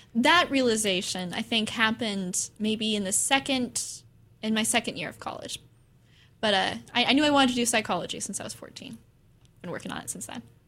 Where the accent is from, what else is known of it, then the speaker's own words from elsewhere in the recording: Corvallis, Oregon, United States; I was born in Corvallis. I grew up in this area